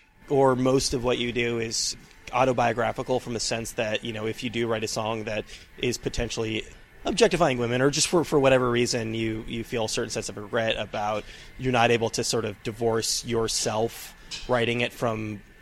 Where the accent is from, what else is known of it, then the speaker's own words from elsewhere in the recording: California, United States; moved away; I'm from California originally. And I've always perceived what I have as a lack of an accent.